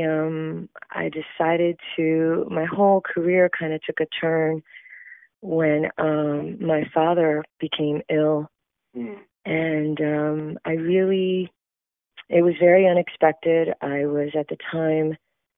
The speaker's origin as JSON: {"language": "English", "region": "South Florida", "country": "United States", "said": "I am actually from South Florida"}